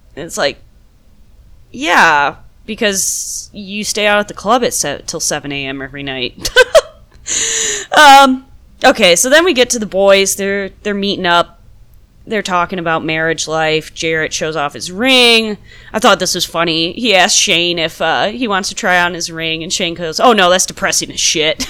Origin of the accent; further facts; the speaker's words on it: Midwest, United States; accent: Midwest; I'm from the Midwest as well, so my Midwest accent has been coming out quite a bit